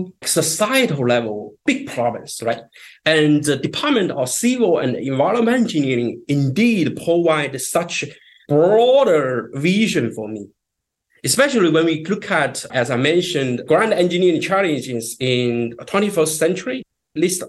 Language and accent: English; China; moved away as an adult; also born or lived in North Carolina, United States; now in United States; I grew up in China